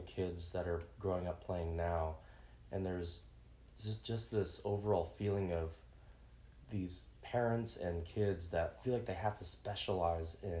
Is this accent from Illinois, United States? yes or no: no; Washington, United States; also born or lived in Seattle / Vancouver, Washington; growing up in Washington State